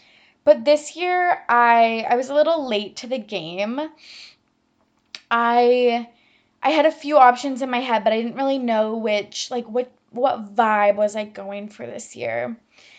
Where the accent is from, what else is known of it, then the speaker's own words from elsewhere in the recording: Massachusetts, United States; accent: Boston; But that is my Boston accent. Don't at me. I know it's literal trash.